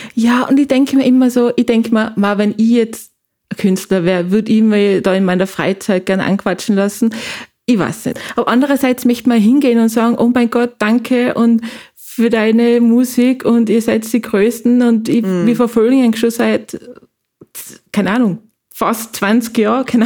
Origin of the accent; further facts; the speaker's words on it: Tyrol, Austria; bei uns in Tirol